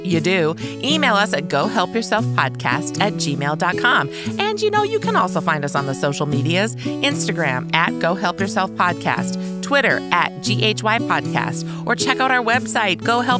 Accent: Australia; Did I mention that we're Australian?

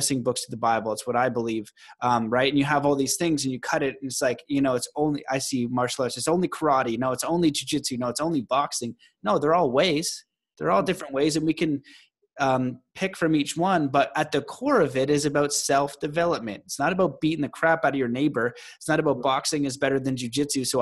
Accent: Canada; I'm Canadian

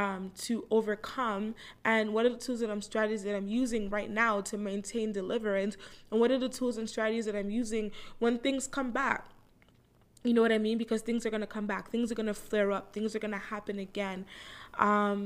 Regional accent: Toronto, Ontario, Canada; I live in Toronto, Canada. I'm 30 years old. I was born right here in Toronto. I grew up with a Jamaican background

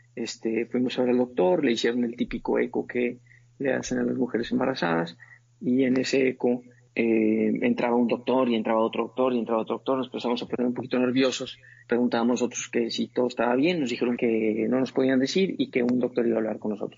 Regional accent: Monterrey, Nuevo León, Mexico; also born or lived in Montreal / New York; yo nací en Monterrey, Nuevo León en una familia es muy bonita

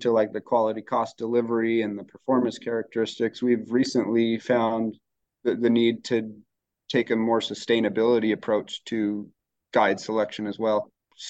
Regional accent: United States; moved away as an adult; also born or lived in Colorado / Utah; now in Pacific Northwest, United States; here in the Pacific Northwest, I'm fairly new. I grew up fishing in Colorado and Utah.

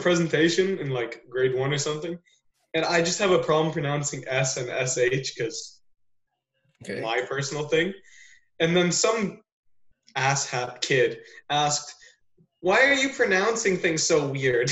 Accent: Newmarket, Ontario, Canada; accent: suburbs; I was born here, so I didn't really have like, like an accent accent

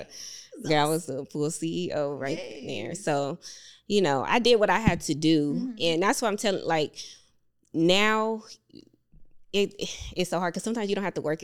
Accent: California, United States; moved away as an adult; also born or lived in Las Vegas, Nevada; I'm originally from California, but I moved to, I went to college for Vegas

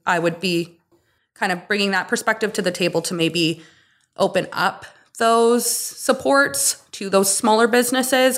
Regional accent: Kitimat, British Columbia, Canada; also born or lived in Stewart, British Columbia / Toronto; I was more or less born and raised in Kitimat. I was born here. I grew up in Stuart till I was about six. And my parents made the move to Kitimat at that time.

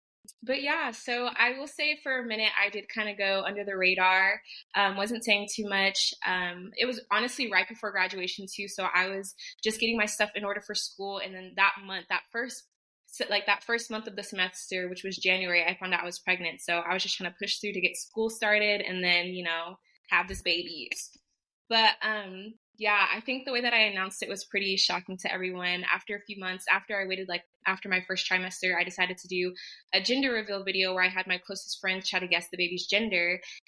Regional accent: Phoenix, Arizona, United States; I am from Phoenix.

